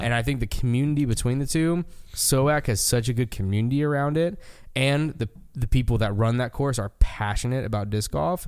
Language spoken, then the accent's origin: English; United States; as an American